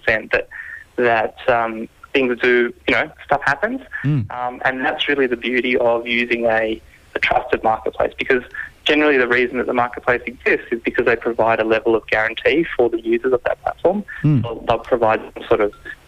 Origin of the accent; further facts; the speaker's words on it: New South Wales, Australia; I'm from New South Wales